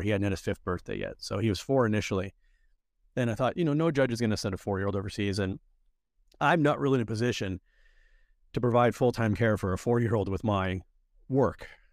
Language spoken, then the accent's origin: English; Erie, Pennsylvania, United States; moved away as an adult; also born or lived in Cyprus; now in Saint Kitts and Nevis; I was born in Erie, Pennsylvania, and I grew up in towns called Erie and Edinburgh, both of which are in Erie County